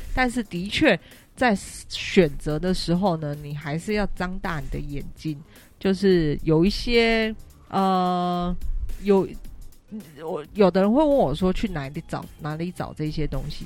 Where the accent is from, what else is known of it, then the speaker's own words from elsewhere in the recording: Taiwan; 因为我是台湾人